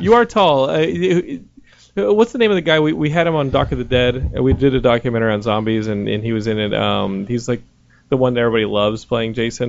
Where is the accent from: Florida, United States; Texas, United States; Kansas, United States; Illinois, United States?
Texas, United States; I'm from Texas